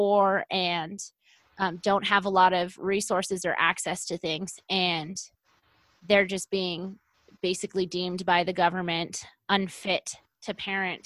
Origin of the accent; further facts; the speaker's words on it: United States; I grew up in Lake Tahoe